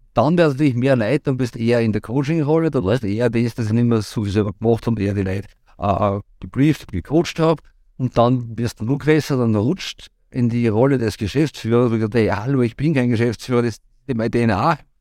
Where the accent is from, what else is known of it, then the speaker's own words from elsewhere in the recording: Rohrbach, Upper Austria, Austria; also born or lived in Vienna / Linz; Ich war in Rohrbach quasi, da ist ja meine, meine Heimat, wo ich geboren und mit ein paar Zwischenstationen auch jetzt noch lebe